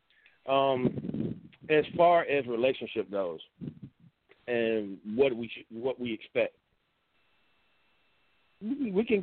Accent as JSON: {"language": "English", "country": "United States", "said": "We as American people"}